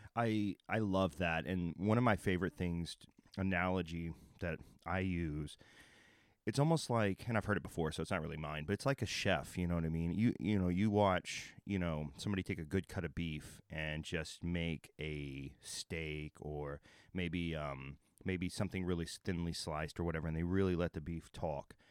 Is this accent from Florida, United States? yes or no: no; Texas, United States; also born or lived in Oklahoma; I'm from Texas and Oklahoma